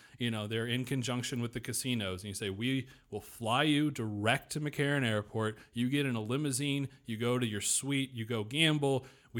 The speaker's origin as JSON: {"language": "English", "area": "not far outside of Vegas", "region": "Nevada", "country": "United States", "tie": "born or raised there", "said": "I grew up not far outside of Vegas, and I'm very familiar with the city"}